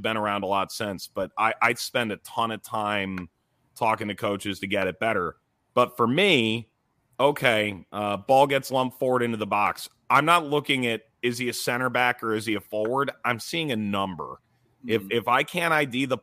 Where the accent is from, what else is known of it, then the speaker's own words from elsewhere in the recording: Cleveland, Ohio, United States; I grew up in Cleveland